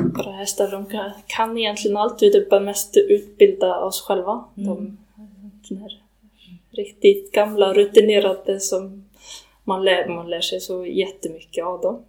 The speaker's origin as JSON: {"language": "Swedish", "town": "Ljungskile", "region": "Västra Götaland", "country": "Sweden", "also_born_or_lived": "Iceland", "moved": "as an adult", "lives_now": "Hólar, Iceland", "said": "jag kommer från Sverige. Jag Bor i, eller jag bodde i Ljungskile, Dyrhuvud, där min familj har gård"}